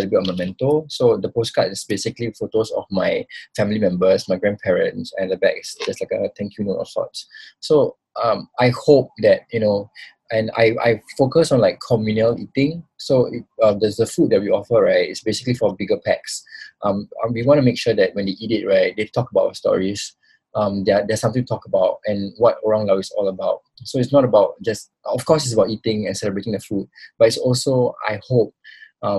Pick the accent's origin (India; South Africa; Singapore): Singapore; also born or lived in Pulau Semakau, Singapore; I got a little bit of a taste of how life was until like I was 9 years old. And then I grew up in Singapore.